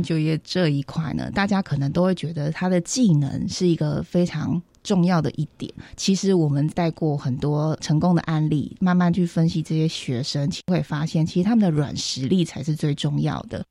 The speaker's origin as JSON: {"language": "Chinese", "region": "Hualien County", "country": "Taiwan", "said": "我也是花莲人"}